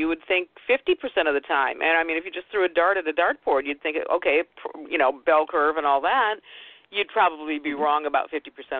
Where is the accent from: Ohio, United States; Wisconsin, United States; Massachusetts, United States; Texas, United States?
Ohio, United States; I grew up in Ohio